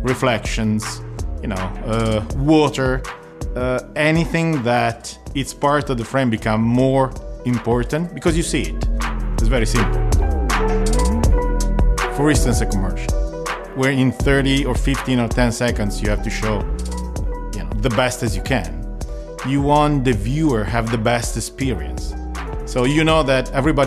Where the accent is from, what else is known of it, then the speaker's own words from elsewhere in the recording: Italy; I'm a cinematographer from Italy